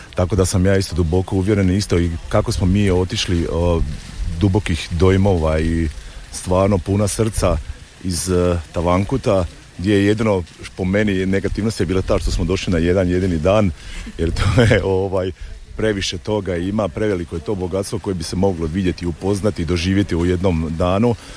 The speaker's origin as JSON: {"language": "Croatian", "town": "Gorjani", "region": "Osijek-Baranja County", "country": "Croatia", "said": "kod nas u Gorjanima"}